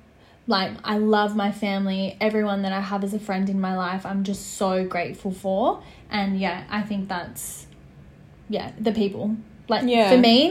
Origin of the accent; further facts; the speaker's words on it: Sydney, New South Wales, Australia; I'm glad that I grew up in Western Sydney. I think it's a big part of who I am and why I am the way I am today.